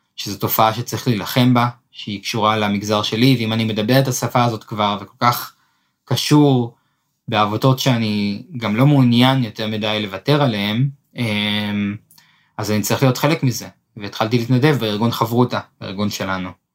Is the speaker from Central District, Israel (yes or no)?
yes; Netanya, Central District, Israel; נולדתי בנתניה